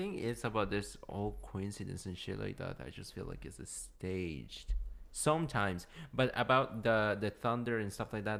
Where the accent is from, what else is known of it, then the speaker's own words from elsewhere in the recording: Washington, District of Columbia, United States; Yeah, I'm from Washington, D.C.